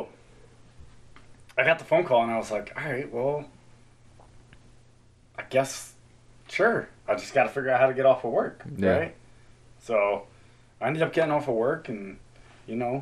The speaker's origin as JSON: {"language": "English", "region": "New Jersey", "country": "United States", "tie": "born or raised there", "moved": "yes", "said": "I grew up in New Jersey"}